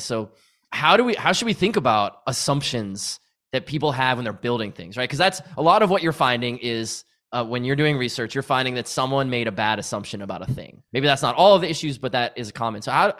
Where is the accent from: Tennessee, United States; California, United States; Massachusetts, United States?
Massachusetts, United States; Well, I grew up in New England, right outside of Boston, and it was winter.